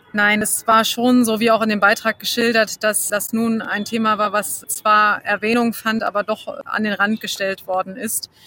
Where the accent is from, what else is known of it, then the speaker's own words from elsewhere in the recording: Germany; bei uns in Deutschland